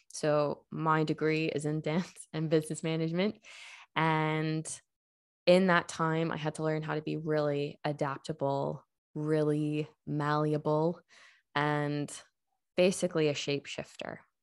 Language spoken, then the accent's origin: English; United States; moved away as an adult; now in Ireland; I am not Irish. Um, I come from the States